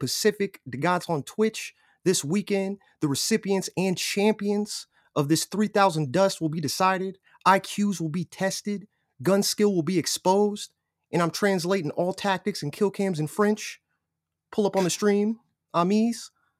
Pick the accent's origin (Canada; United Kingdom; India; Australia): United Kingdom; I still haven't got mine. I'm legit British, bro.